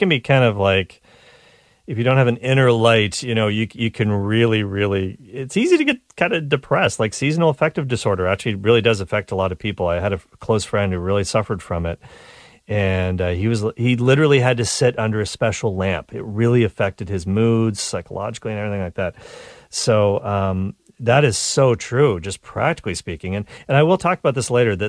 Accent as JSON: {"language": "English", "region": "Nova Scotia", "country": "Canada", "tie": "born or raised there", "said": "I grew up in Nova Scotia, so I feel like that was the Canadian Maine"}